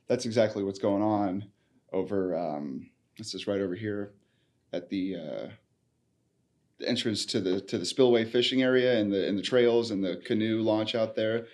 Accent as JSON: {"language": "English", "region": "Midwest", "country": "United States", "tie": "born or raised there", "moved": "yes", "said": "I grew up in the Midwest"}